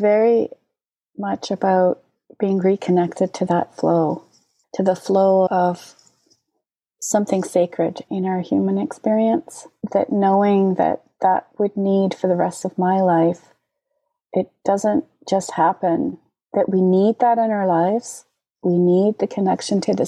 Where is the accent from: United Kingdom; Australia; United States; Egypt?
United Kingdom; Scotland; moved away; As a kid, I grew up in Scotland